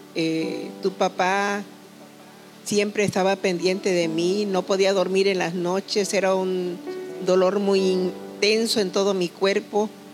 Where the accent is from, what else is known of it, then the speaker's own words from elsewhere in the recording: Tuxtepec, Oaxaca, Mexico; yo soy originaria de un pueblo muy hermoso del estado de Oaxaca, llamado Santa Úrsula, Tustepe, Oaxaca. Vengo de ese pueblecito a la orilla de un hermoso río, donde viví mucho tiempo de mi infancia